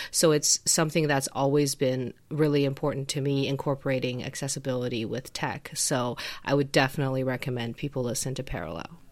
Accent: Xi'an, Shaanxi, China; moved away; I grew up in Xi'an, um, in northwestern China

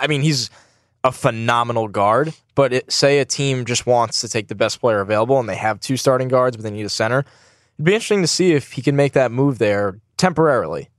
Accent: New York, United States; I'm from New York and I'm here

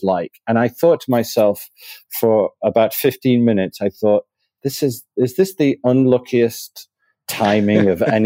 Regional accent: Manchester, North West England, United Kingdom; moved away as an adult; also born or lived in Spain; now in Miami, United States; Originally from Manchester, so lived most of my life there. I lived as a very young child in Spain

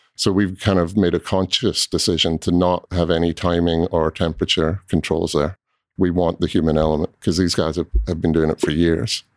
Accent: Scotland, United Kingdom; also born or lived in Southern California; now in Louisville, United States; I grew up in Scotland, um, and my family there had a small cooperage

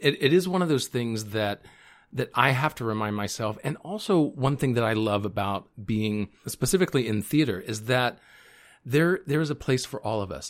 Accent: the South, United States; I grew up in the South

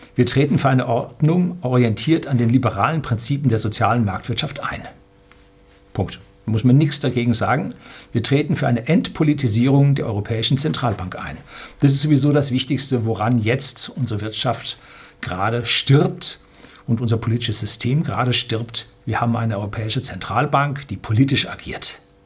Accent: Germany; bei uns in Deutschland

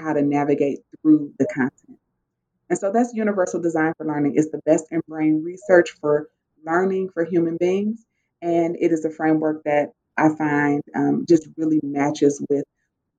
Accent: Cleveland, Ohio, United States; I am from Cleveland, Ohio. I grew up in inner city Cleveland

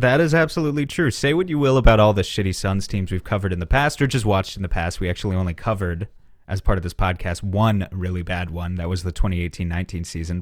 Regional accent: New York City, New York, United States; moved away; I grew up right around New York City. I haven't lived there in a while.

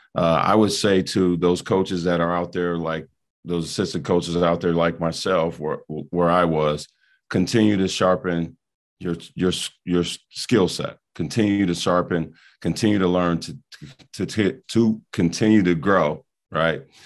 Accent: Rock Island, Illinois, United States; moved away; my hometown in Rock Island

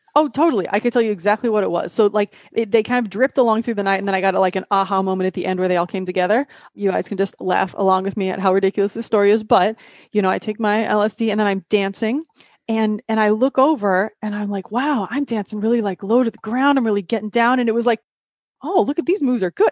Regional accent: Midwest, United States; I'm from the Midwest

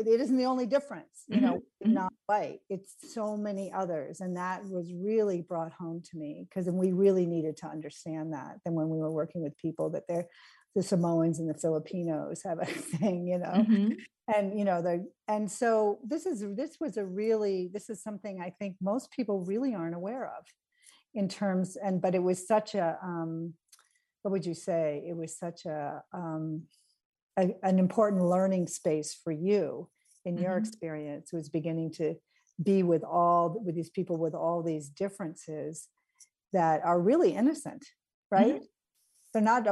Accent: New England, United States; moved away as an adult; also born or lived in Los Angeles; I'm from New England

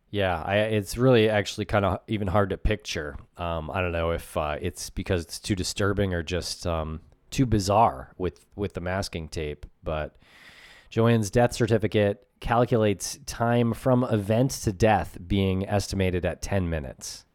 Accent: New England, United States; we're from New England and we're in New England right now.

